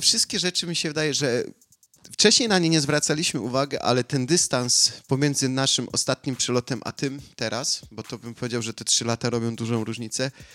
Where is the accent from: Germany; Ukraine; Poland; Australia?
Australia; jestem z Australii